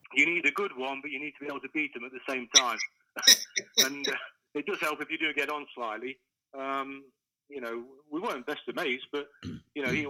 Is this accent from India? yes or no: no; Kimberley, East Midlands, United Kingdom; a kid from from Kimberley